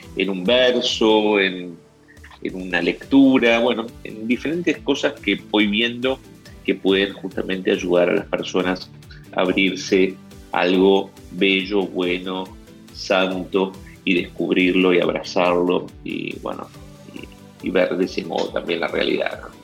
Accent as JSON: {"language": "Spanish", "region": "Argentine interior", "country": "Argentina", "tie": "born or raised there", "moved": "as an adult", "lives_now": "Buenos Aires, Argentina", "said": "nací en la ciudad de Buenos Aires, soy de familia del interior. Siendo chico me fui eh, junto con mi familia a vivir a aquel lugar del interior donde terminé mis estudios secundarios"}